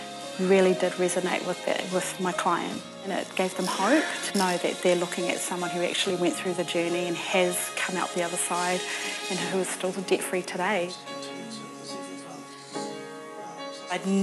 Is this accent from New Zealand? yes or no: yes; Auckland, New Zealand; I come from South Auckland. I was born here in Mangere Bridge